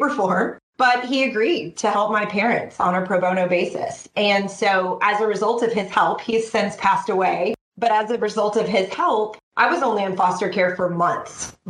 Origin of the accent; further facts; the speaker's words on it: Sugar Land, Texas, United States; I was born in Sugar Land, Texas